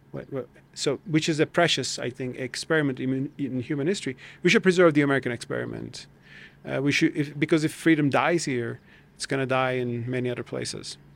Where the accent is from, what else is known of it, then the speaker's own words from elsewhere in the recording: Turkey; moved away as an adult; now in United States; I'm coming from Turkey